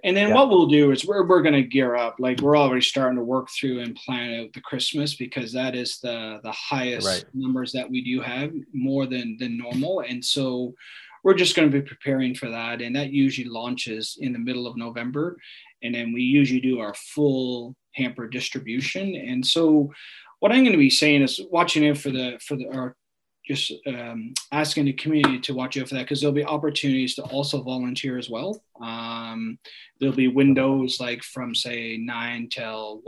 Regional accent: Newfoundland and Labrador, Canada; also born or lived in Ontario; now in Kelowna, Canada; I was born in Ontario, and I lived there for 3 years. My parents are from Newfoundland, and then I grew up in Newfoundland, you know, for the next 17 years

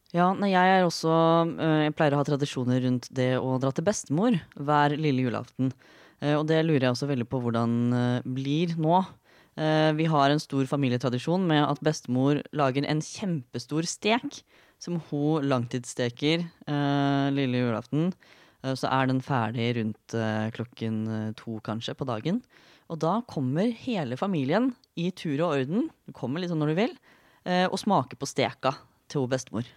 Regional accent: Fredrikstad, Østfold, Norway; now in Oslo, Norway; jeg er fra Fredrikstad, noe som kanskje ikke høres til vanlig, men innimellom så kommer jeg fram

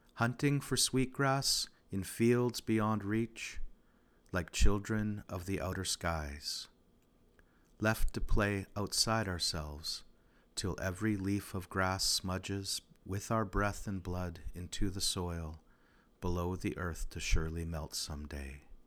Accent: Regina, Saskatchewan, Canada; I'm from Regina, Askanega-Sestege, the place where the bones are gathered.

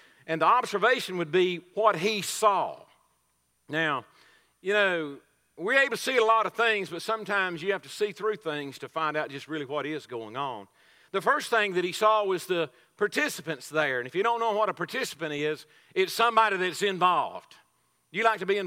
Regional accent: Coleman County, Texas, United States; I'm sort of a homegrown product around here. I'm from Coleman County. I've lived around here all my life

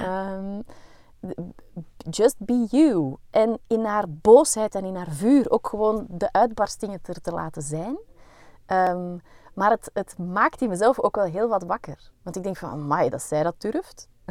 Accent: Belgium; wij zijn geen Zweden, wij zijn Belgen.

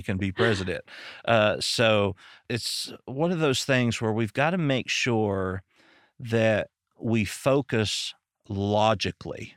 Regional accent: Arkansas, United States; I'm from Arkansas

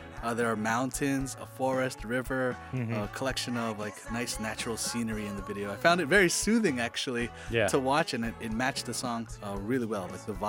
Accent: Toronto, Ontario, Canada; I'm from Toronto

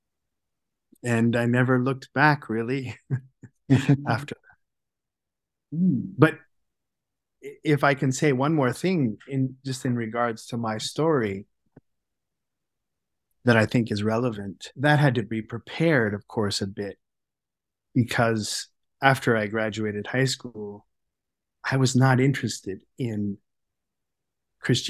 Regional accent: Sacramento, California, United States; moved away as an adult; now in Toronto, Canada; I grew up in California, in Sacramento, and I attended the Steiner School, the Waldorf School

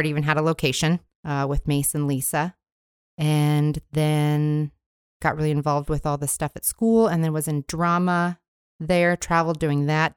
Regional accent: Billings, Montana, United States; I grew up in Billings, Montana, in the Heights

